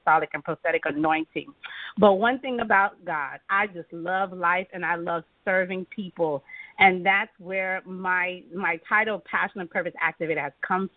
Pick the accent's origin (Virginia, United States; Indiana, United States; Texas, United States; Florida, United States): Florida, United States; also born or lived in Miami, Florida; I was born in Miami and grew up in Wiltomanis, Florida